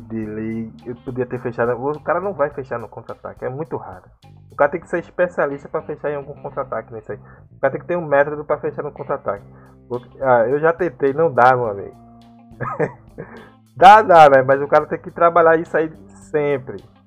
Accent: Brazil; como nós brasileiros

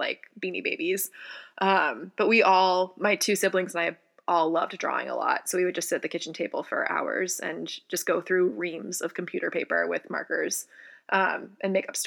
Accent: Charlotte, North Carolina, United States; moved away as an adult; I was born and I'm from Charlotte, North Carolina, and lived there until I actually went to college. So, born and raised on the East Coast.

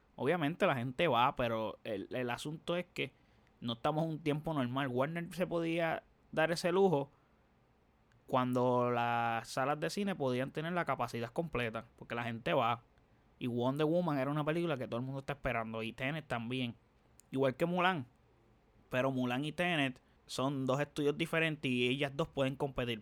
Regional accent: Dorado, Puerto Rico; aquí yo soy de Dorado, vivo en Dorado

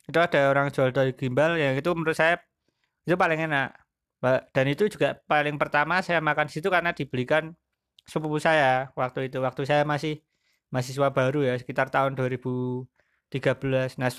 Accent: Magelang, Central Java, Indonesia; saya sebagai warga Magelang ya kan di apa dunia juga orang tahu lah ya

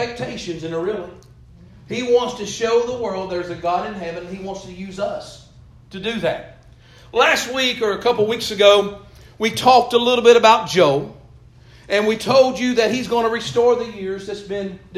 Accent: Eastern Kentucky, United States; growing up in Eastern Kentucky

